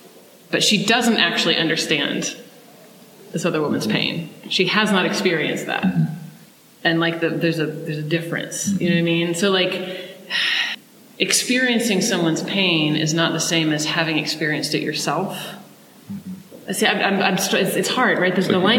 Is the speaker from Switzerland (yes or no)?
no; Australia; I so identify with it because I'm an Australian and everyone looks down on us because we used to be convicts.